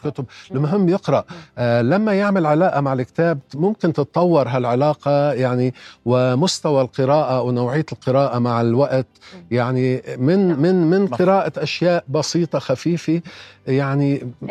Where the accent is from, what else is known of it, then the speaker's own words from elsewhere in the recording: Lebanon; انا يعني بقدر ما بعتز اني لبناني